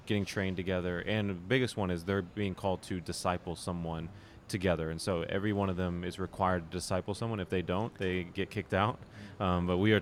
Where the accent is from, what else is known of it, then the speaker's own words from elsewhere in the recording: Dallas, Texas, United States; I'm from Dallas, Texas